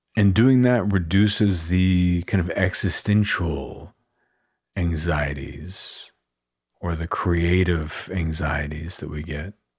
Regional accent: Austin, Texas, United States; I live in and I'm from Austin, Texas

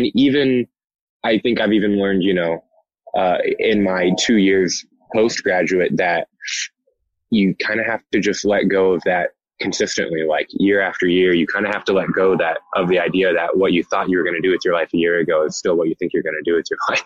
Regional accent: Indianapolis, Indiana, United States; moved away as an adult; also born or lived in West Lafayette, Indiana; now in Los Angeles, United States; I grew up in Indianapolis

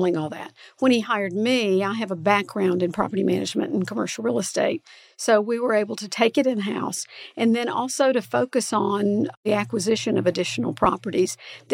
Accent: Central Alabama, United States; now in Huntsville, United States; I grew up in Central Alabama

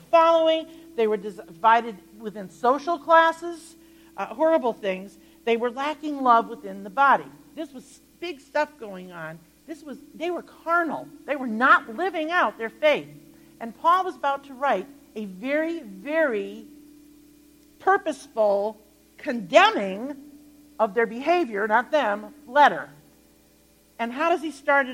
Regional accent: Connecticut, United States; I grew up in Connecticut

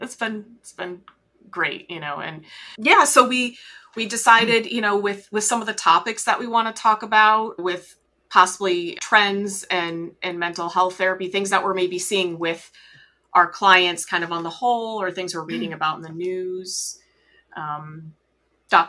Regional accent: New England, United States; we're both originally from New England. You still live in Florida. I have lived in Florida.

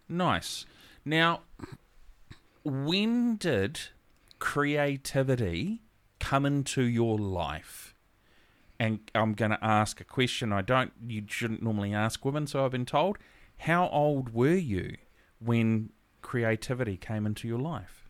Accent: Gisborne, New Zealand; also born or lived in Auckland / Helensville; now in Whangarei, New Zealand; I'm originally from Gisborne

